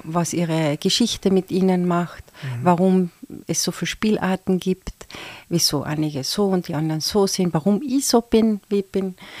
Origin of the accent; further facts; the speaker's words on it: Carinthia, Austria; als Kärntnerin